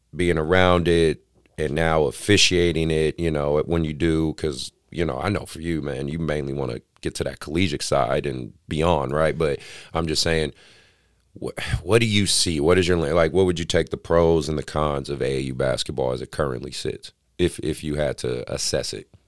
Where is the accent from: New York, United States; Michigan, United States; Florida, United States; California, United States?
California, United States; Oakland; born and raised in Oakland